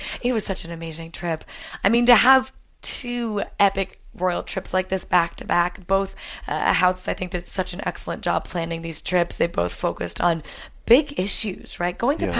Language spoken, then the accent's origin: English; United States; now in London, United Kingdom; as an American